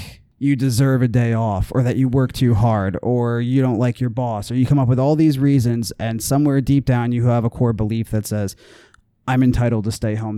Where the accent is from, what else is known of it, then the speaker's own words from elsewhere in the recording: New Jersey, United States; I'm from Jersey. I'm an outsider.